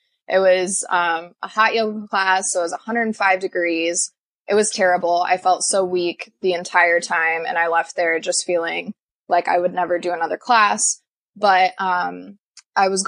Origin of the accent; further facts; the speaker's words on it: Iowa, United States; also born or lived in Des Moines, Iowa; I was born and raised in Des Moines, and then we moved over to the Quad Cities when I was in elementary school, and we lived here ever since